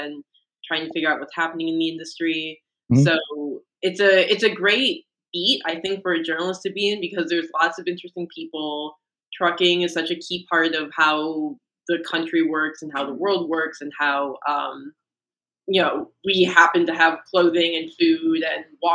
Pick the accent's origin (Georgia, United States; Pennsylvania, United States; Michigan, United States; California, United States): Michigan, United States; Detroit; growing up in Detroit, I'm definitely exposed to the industrial side of the economy.